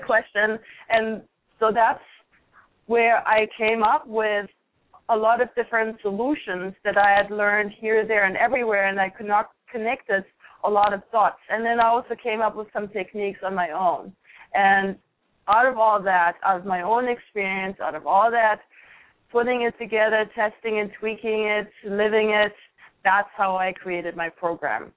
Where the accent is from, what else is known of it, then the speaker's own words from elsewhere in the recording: Germany; moved away; I grew up in Germany